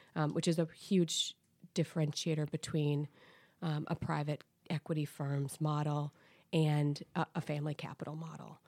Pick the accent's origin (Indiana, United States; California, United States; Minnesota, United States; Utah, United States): Minnesota, United States; Saint Paul; So, I grew up in Saint Paul, Minnesota.